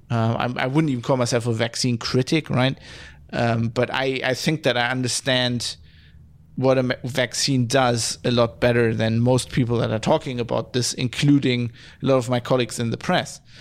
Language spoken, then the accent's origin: English; West Germany, Germany; I'm from West Germany